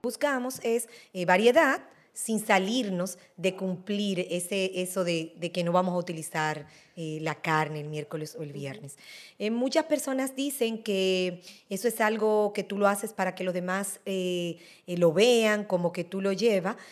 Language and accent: Spanish; Dominican Republic; somos nosotros los dominicanos